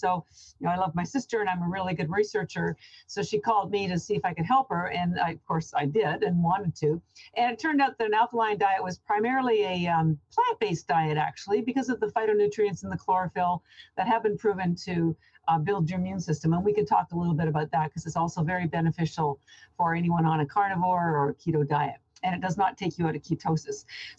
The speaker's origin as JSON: {"language": "English", "country": "Canada", "lives_now": "Boston, United States", "said": "I'm actually Canadian, but I've lived in Boston about 30 years."}